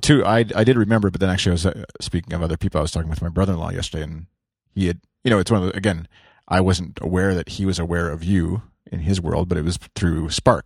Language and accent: English; Canada; as a Canadian